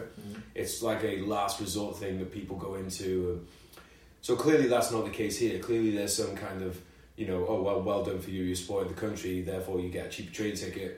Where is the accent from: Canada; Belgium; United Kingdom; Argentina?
United Kingdom; London; We're both from London